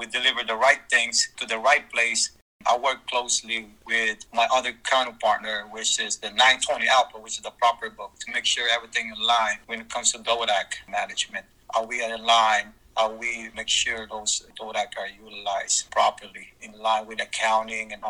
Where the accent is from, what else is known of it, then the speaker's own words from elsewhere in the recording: Philippines; moved away; also born or lived in San Diego, California; I was born and raised in the Philippines and migrated in San Diego, California.